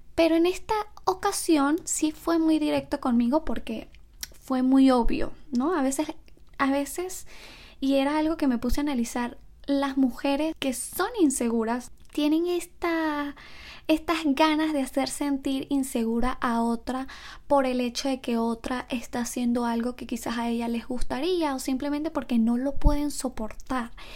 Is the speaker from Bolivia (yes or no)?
no; Venezuela; moved away; also born or lived in Ecuador; los que somos de Venezuela